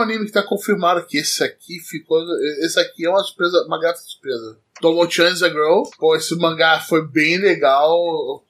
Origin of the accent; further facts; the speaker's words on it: Rio de Janeiro, Brazil; Eu sou carioca